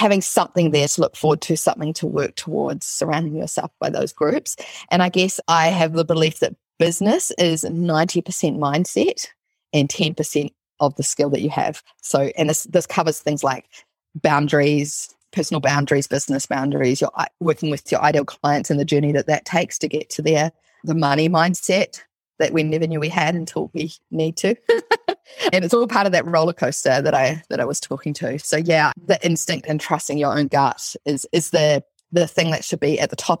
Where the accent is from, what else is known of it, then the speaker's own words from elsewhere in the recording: New Zealand; I'm from New Zealand